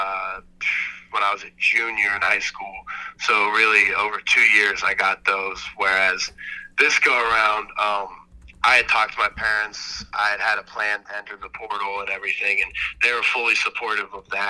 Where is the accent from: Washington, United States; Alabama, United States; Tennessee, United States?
Tennessee, United States